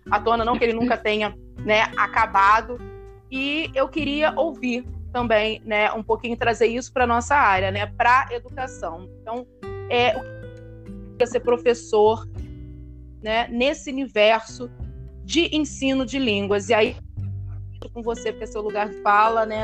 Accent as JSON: {"language": "Portuguese", "town": "Niterói", "region": "Rio de Janeiro", "country": "Brazil", "tie": "born or raised there", "said": "numa escola, em Niterói, eu sou de Niterói, eu estudei 11 anos numa escola"}